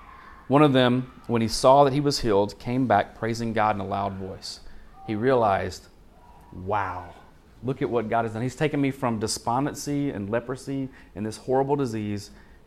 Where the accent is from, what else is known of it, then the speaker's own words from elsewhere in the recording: Arkansas, United States; I'm from Arkansas